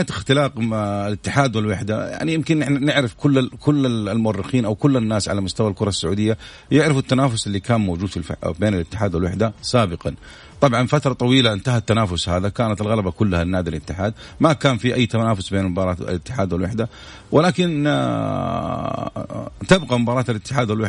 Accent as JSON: {"language": "Arabic", "country": "Saudi Arabia", "said": "الإعلام الرياضي بالذات في عندنا في السعودية إعلام قوي جدا"}